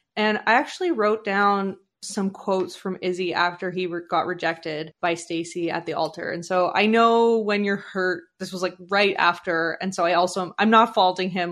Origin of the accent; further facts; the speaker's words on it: Canada; I was born in Canada